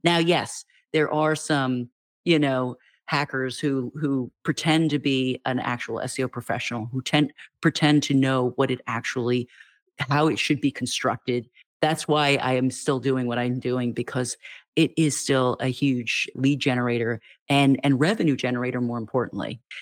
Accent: United States; as an American

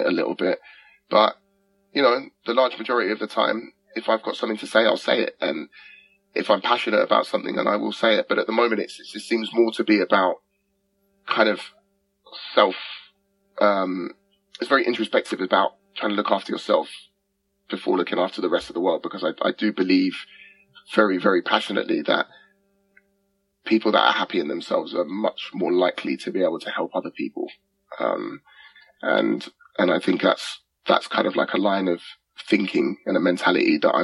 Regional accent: England, United Kingdom; accent: English; I rap in an English accent. I rap in my accent

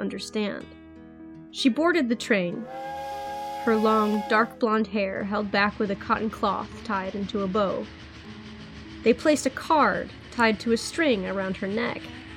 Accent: United States; accent: American; my American accent

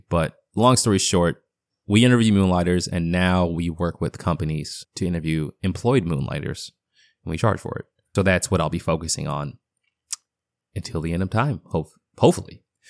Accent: Boston, Massachusetts, United States; accent: half Boston; I know, my half Boston accent comes in every once in a blue moon.

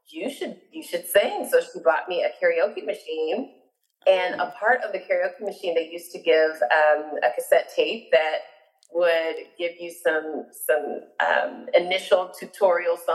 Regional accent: Orlando, Florida, United States; I'm actually from Orlando, Florida, born, raised, and educated, as I tell everyone. Um, my family, my parents are, are were born in Georgia, but migrated down to Orlando um, before I was born.

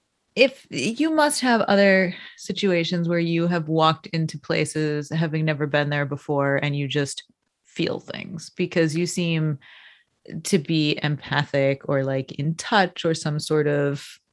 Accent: Connecticut, United States; we grew up in Connecticut.

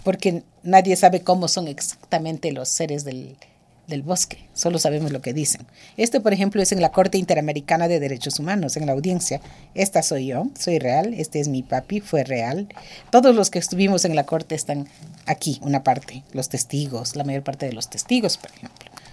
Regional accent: Pastaza, Ecuador; Yo soy ecuatoriana, quichua

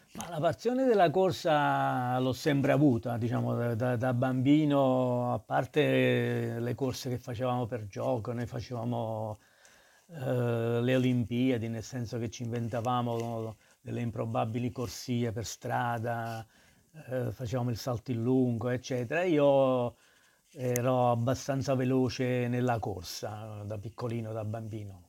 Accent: Naples, Campania, Italy; moved away as an adult; now in Milan, Italy; crescere a Napoli, io sono cresciuto per la strada

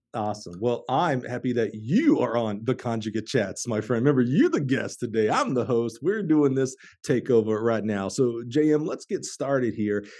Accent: Alabama, United States; now in Champaign, Illinois, United States; I'm from Alabama. That's where I played high school ball

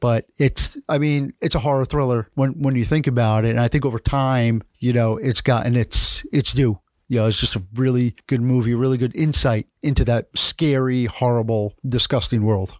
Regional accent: New York, United States; now in Miami, United States; I'm from New York. Although I think being a New Yorker, I was kinda destined to move to Miami one day

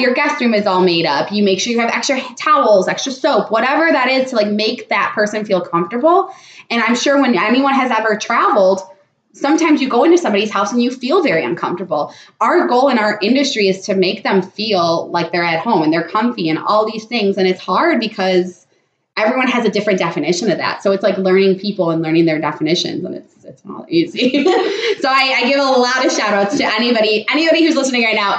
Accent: Las Vegas, Nevada, United States; I was born and raised in Vegas

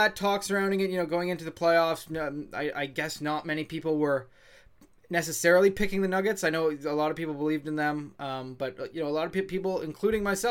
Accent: Canada; like as Canadian fans

